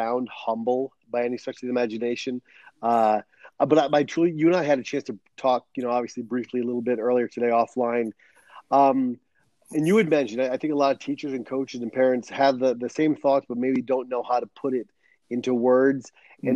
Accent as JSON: {"language": "English", "region": "Rhode Island", "country": "United States", "tie": "born or raised there", "also_born_or_lived": "New Hampshire", "moved": "as an adult", "lives_now": "San Diego, United States", "said": "I was born and raised on the East Coast in Rhode Island."}